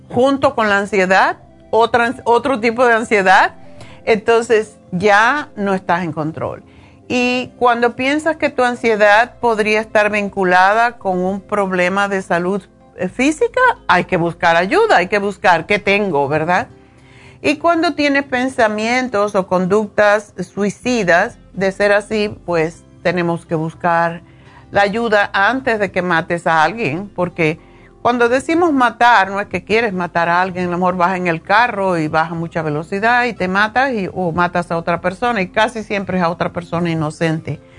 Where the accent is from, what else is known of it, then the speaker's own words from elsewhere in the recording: Spain; moved away as an adult; now in United States; cuando yo estuve en la universidad aquí en, los Estados Unidos en los años 70, cuando vine de España, para mí era increíble ver lo de las drogas. Ya yo era mayor, tenía 30 años